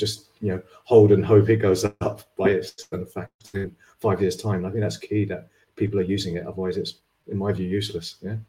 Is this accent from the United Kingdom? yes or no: yes; United Kingdom; I'm British